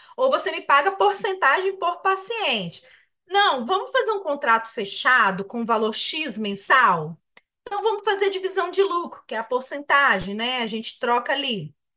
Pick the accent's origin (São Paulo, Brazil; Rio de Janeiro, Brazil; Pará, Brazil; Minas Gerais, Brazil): Minas Gerais, Brazil; eu que sou mineiro